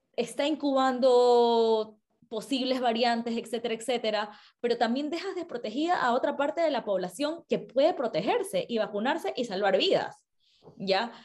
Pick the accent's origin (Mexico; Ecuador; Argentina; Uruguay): Ecuador; como ecuatoriana